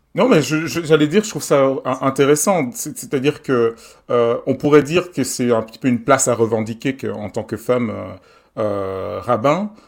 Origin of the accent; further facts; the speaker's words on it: Belgium; je suis belge